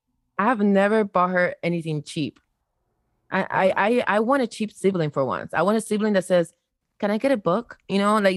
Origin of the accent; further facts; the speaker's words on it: Havana, Cuba; a privileged Cuban child. I'm not even gonna front. I was, you know, I wasn't from the streets. I was from La Habana.